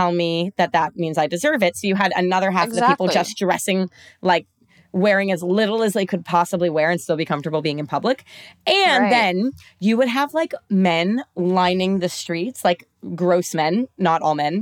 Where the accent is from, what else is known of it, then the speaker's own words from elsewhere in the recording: Toronto, Ontario, Canada; I'm from Toronto